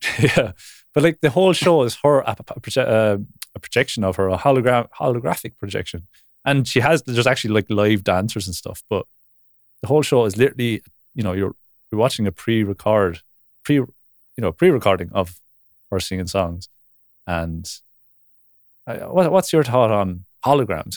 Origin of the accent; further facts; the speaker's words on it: Ireland; I grew up in Ireland